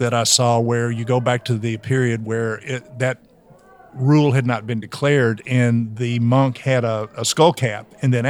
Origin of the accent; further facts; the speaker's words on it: the South, United States; I am from the South, which means I'm phonetically challenged.